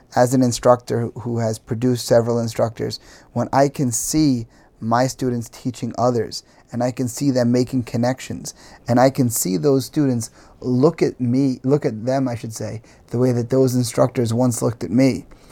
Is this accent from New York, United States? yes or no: yes; New York, United States; as a New Yorker